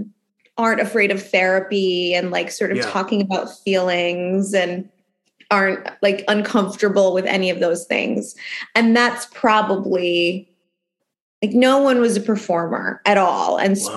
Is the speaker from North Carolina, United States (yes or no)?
no; Philadelphia, Pennsylvania, United States; I grew up in Philadelphia, born and raised in Philly. My parents still live in the house I grew up in.